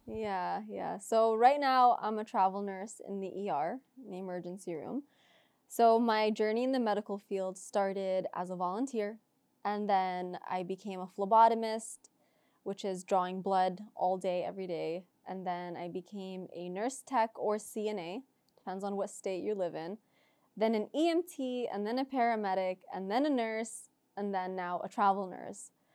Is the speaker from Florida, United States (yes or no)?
yes; Orlando, Florida, United States; moved away as an adult; now in California, United States; I'm from Orlando